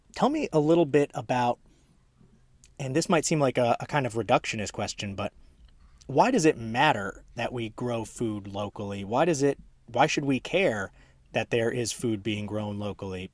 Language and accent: English; Maryland suburbs of DC, United States; now in Charlotte, United States; I'm from the DC area as well, uh, Maryland suburbs of DC, so fellow transplant here.